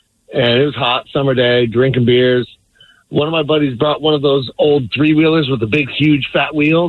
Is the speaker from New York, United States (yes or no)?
no; Las Vegas, Nevada, United States; So I grew up in Vegas riding dirt bikes all the time.